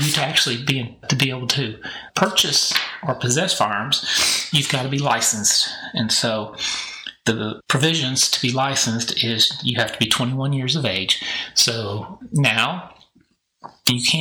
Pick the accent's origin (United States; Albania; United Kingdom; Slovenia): United States; a small town north of Kansas City, Missouri; now in Texas, United States; I am from Kansas City. That's where I grew up, in a small town north of Kansas City, and went to high school there.